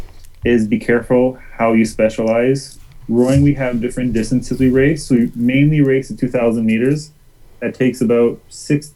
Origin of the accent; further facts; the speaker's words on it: Toronto, Ontario, Canada; moved away as an adult; also born or lived in Mississauga, Ontario; now in Victoria, Canada; I'm from Toronto